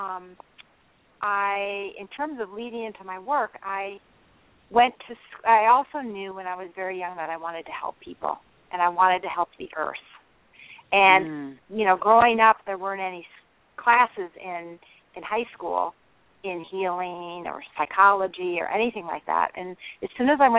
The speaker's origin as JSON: {"language": "English", "region": "Michigan", "country": "United States", "tie": "born or raised there", "said": "I grew up in Michigan in the Midwest"}